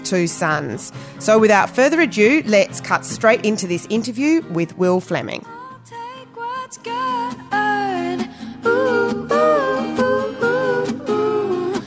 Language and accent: English; Australia; I grew up in Australia